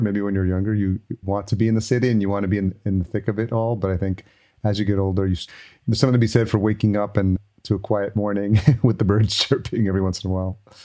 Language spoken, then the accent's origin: English; Yonkers, New York, United States; moved away as an adult; also born or lived in Los Angeles; now in Minnesota, United States; I grew up in New York, grew up in Yonkers, New York